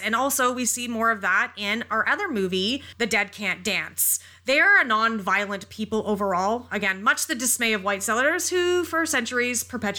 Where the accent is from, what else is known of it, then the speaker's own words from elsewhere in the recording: North Bay, Ontario, Canada; I grew up in North Bay so long ago